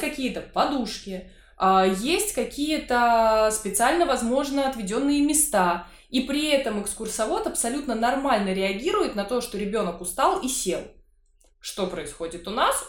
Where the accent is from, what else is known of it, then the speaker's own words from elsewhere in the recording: Saint Petersburg, Russia; как жителю, коренному жителю Петербурга